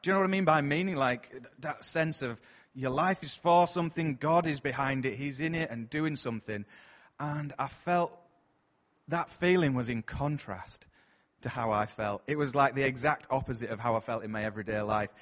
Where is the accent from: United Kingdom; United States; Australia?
United Kingdom; Bradford, Yorkshire and the Humber; I'm from round here, as you can probably tell from my accent